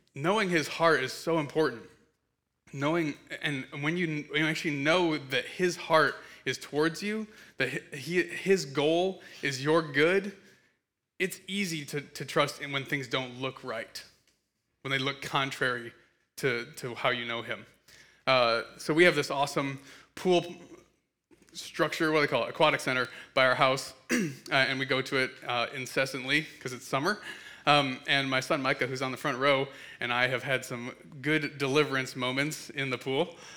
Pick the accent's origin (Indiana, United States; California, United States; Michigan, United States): Michigan, United States; also born or lived in Kansas City; I have known Jeremy since I was six, um, and, uh, we grew up in Michigan together.